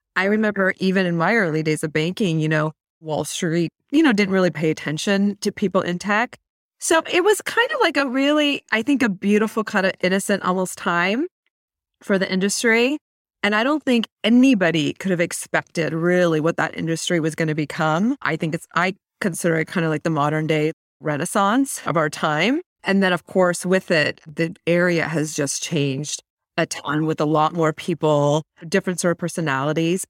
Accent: Mountain View, California, United States; I was actually born and raised in Silicon Valley, like, literally in Mountain View

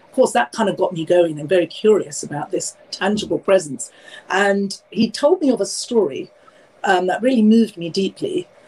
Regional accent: London, United Kingdom; I'm born and raised in London, obviously from Indian heritage

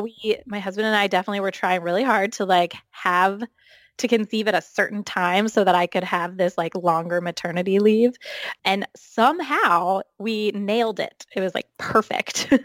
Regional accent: New Jersey, United States; moved away as an adult; also born or lived in central Maine; now in Maine, United States; I grew up in New Jersey, um, but I now live in central Maine 'cause I went to college here

